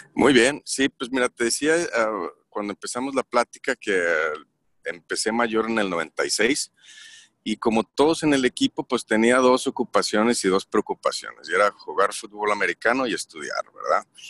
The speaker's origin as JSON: {"language": "Spanish", "town": "Torreón", "region": "Coahuila", "country": "Mexico", "also_born_or_lived": "San Francisco, United States / Italy", "moved": "as an adult", "lives_now": "Stockholm, Sweden", "said": "soy originario de Torreón, Coahuila"}